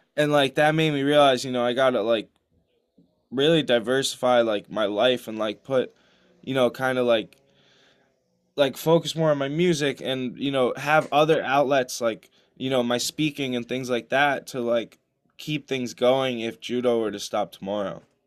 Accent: New Jersey, United States; I grew up in New Jersey

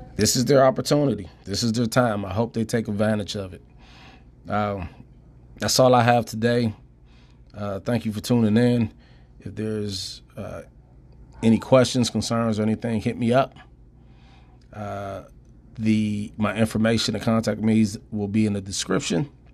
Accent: Prince George's County, Washington D.C. area, Maryland, United States; moved away as an adult; also born or lived in Pittsburgh, Pennsylvania / Idaho; Growing up in D C, Prince George's County, uh, you know, I, I lived there, not my whole life, 'cause I'm originally from Pittsburgh. But when I moved there when I was about eight, nine years old

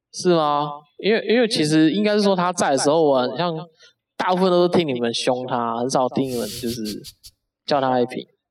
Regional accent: Taipei, Taiwan; 我从北投过来

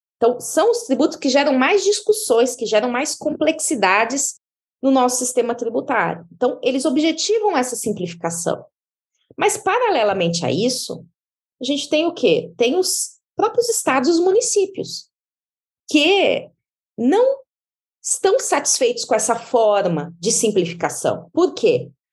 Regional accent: Diamantino, Mato Grosso, Brazil; moved away as an adult; now in São Paulo, Brazil; eu vim lá do interior do Mato Grosso. Eu sou de uma cidade chamada Diamantino

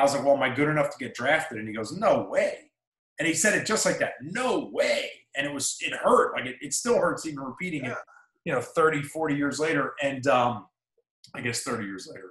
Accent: New Jersey, United States; moved away; I grew up in South Jersey with my father

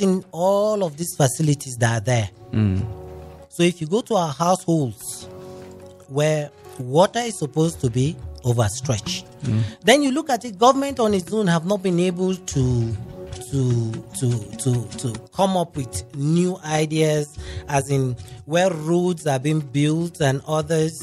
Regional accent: Jos, Plateau, Nigeria; grew up in Jos

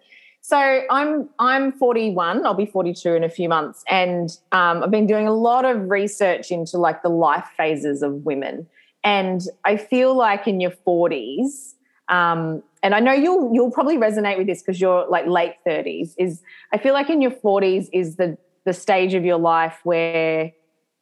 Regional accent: Lismore, New South Wales, Australia; I grew up in Lismore, which is like northern New South Wales

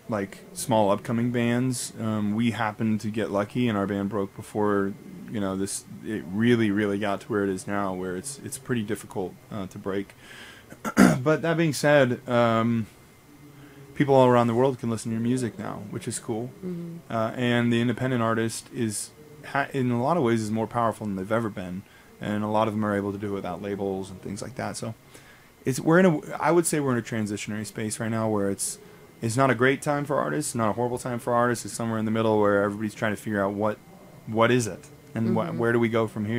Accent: Las Vegas, Nevada, United States; moved away; also born or lived in Utah; I'm from Vegas

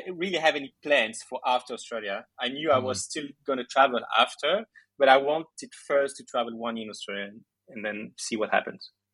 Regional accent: Belgium; I was born in Belgium. My parents are Greek, so I grew up with a very uh, Greek culture, and every summer we would go and spend the holidays in Greece

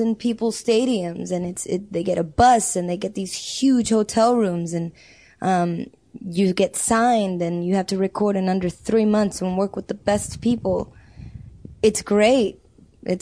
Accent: Los Angeles, California, United States; I grew up in South Central

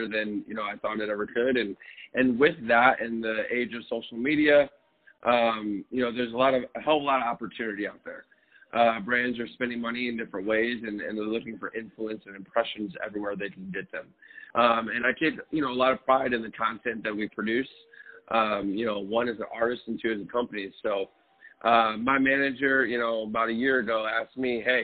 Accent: Detroit, Michigan, United States; I grew up in Detroit in the 80s and 90s

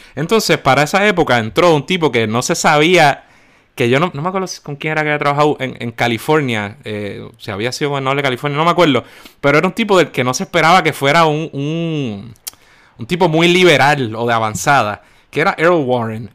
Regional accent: Puerto Rico; nosotros somos latinos y boricos

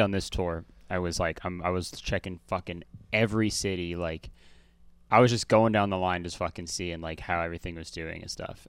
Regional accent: Hamilton, Ontario, Canada; born or raised there

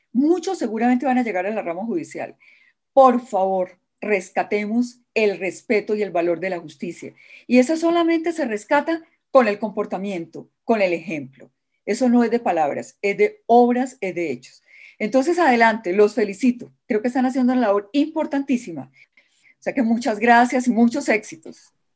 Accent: Colombia; como colombiana

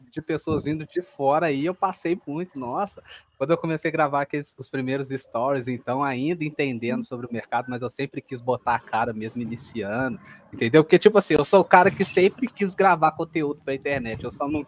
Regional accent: São João del-Rei, Minas Gerais, Brazil; São João Del Rei, Minas Gerais. É uma cidade histórica aqui onde eu moro, na real.

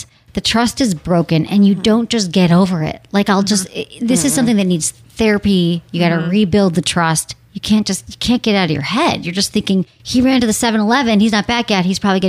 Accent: Michigan, United States; accent: Michigan; It's my Michigan accent.

